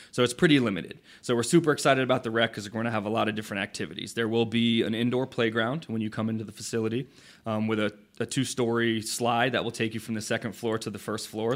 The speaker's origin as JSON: {"language": "English", "town": "Port Orange", "region": "Florida", "country": "United States", "tie": "born or raised there", "also_born_or_lived": "Saint Augustine", "said": "I grew up in Port Orange, so I had the, um, the pleasure of actually playing on the fields now that I'm, I work for."}